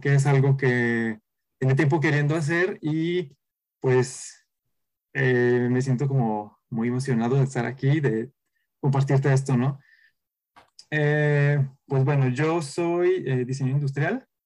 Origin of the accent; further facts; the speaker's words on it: a town in the interior of Jalisco, Mexico; moved away as an adult; now in Guadalajara, Mexico; soy de Guadalajara, de la capital de, de aquí de, Jalisco, soy de un pueblo del interior